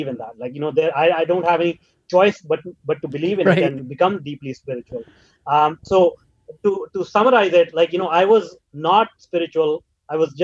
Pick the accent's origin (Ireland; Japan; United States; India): India; moved away as an adult; now in North America; I grew up in India